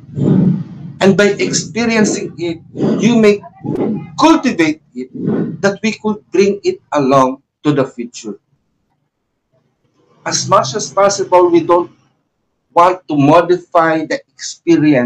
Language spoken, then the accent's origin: English; Philippines; English is a second language; we are known to be a Filipino